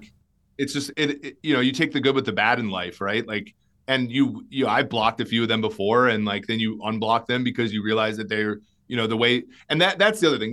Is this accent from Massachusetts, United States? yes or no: no; Minnesota, United States; I grew up in Minnesota.